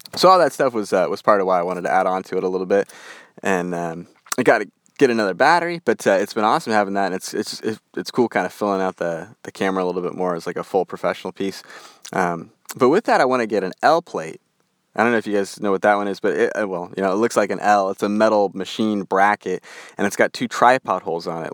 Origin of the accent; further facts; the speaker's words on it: Western United States, United States; accent: Western; my Western accent